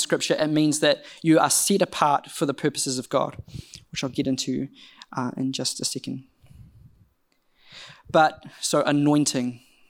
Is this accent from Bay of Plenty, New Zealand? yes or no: yes; Rotorua, Bay of Plenty, New Zealand; Now, I don't know about you, but I grew up in Rotorua, and from a young age, I grew up in quite a conservative Brethren church